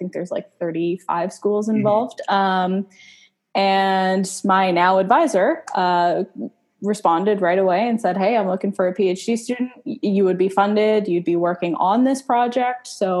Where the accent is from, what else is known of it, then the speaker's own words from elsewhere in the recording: Winnipeg, Manitoba, Canada; moved away as an adult; also born or lived in Kelowna, British Columbia, Canada; now in Delaware, United States; So I am from Canada. So my undergrad was in neuroscience here at home in good old Winnipeg, also known as Winterpeg. We have winters that get down to like minus 40